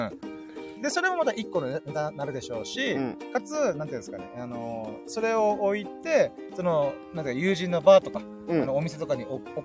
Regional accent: Ginowan, Okinawa, Japan; 僕の地元にある、えーと、米浜って美味しいそば屋さんがあってあの、普天間中学校の向かいにあるそば屋さん

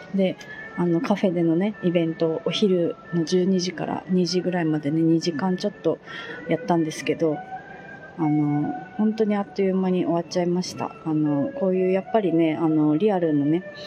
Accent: Fukuoka, Japan; born or raised there; moved away; also born or lived in Miyazaki

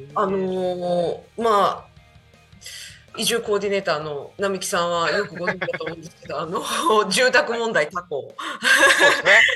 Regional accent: Yamaguchi, Japan; moved away; also born or lived in Tako, Chiba; 山口県生まれ多古町育ちで行っております。

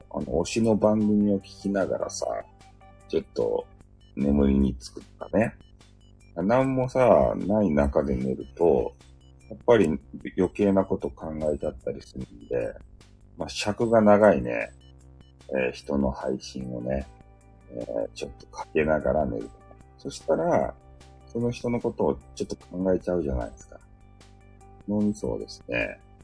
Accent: Fukuoka, Japan; accent: Hakata dialect; 俺のさ、博多弁

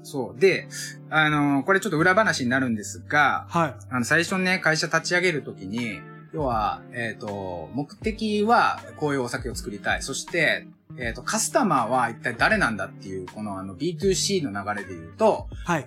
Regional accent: Osaka, Japan; moved away as an adult; also born or lived in Tokyo; now in Sagamihara, Japan; 大阪出身だし、えっ、ー、と、東京も10年以上いた

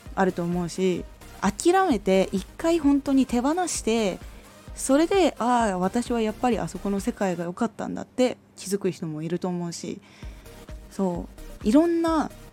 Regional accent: Aomori, Japan; 私はその時に地元青森の方にいて

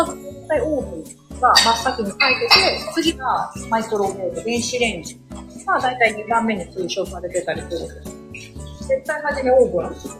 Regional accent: Osaka, Japan; accent: Kansai; moved away as an adult; also born or lived in Tokyo; 私は大阪生まれ、大阪育ちです。

